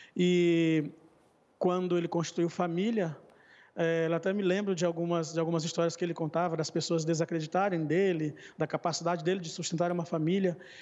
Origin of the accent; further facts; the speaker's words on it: Maranhão, Brazil; now in Várzea Grande, Brazil; hoje eu moro em outro estado, meu, minha família mora no Maranhão, sou nordestino, e hoje eu resido ah, no Centro-Oeste.